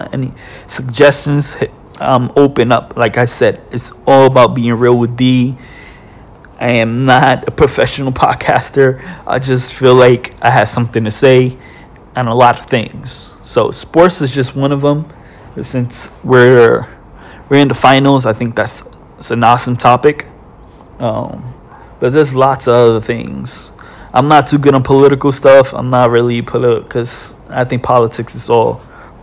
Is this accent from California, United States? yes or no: no; New York, United States; I'm from New York. I'm from New York.